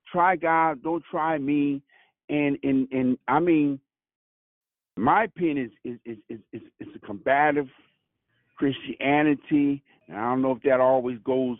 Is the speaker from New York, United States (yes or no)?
yes; New York City, New York, United States; I'm from Brooklyn